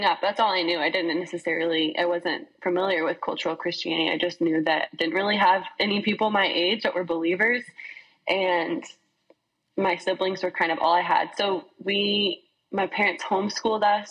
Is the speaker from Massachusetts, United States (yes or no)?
yes; Boston, Massachusetts, United States; moved away as an adult; also born or lived in Texas; now in Waco, United States; I actually grew up in Boston, and moved here to go to Baylor